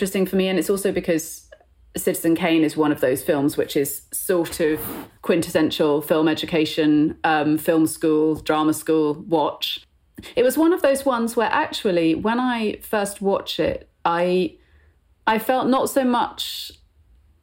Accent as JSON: {"language": "English", "town": "Bristol", "region": "South West England", "country": "United Kingdom", "tie": "born or raised there", "said": "I'm from the West Country, and I went to school in Bristol"}